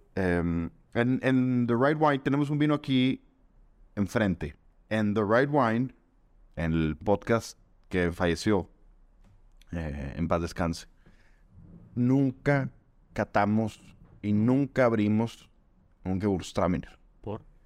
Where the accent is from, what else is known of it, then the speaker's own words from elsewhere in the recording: Monterrey, Nuevo León, Mexico; nosotros somos de Monterrey, Nuevo León, estamos aquí en, Monterrey